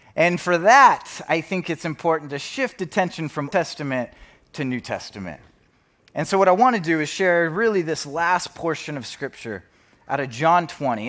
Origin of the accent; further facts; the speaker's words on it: Spokane, Washington, United States; moved away as an adult; now in Bellevue, United States; I grew up in Spokane